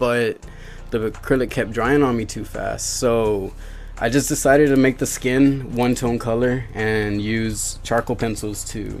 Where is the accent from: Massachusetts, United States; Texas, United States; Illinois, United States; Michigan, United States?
Texas, United States; Mercedes; I'm from Mercedes